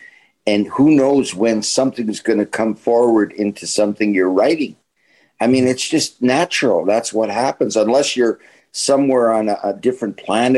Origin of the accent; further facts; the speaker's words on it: Winnipeg, Manitoba, Canada; And he knew who I was because I was a star in Winnipeg.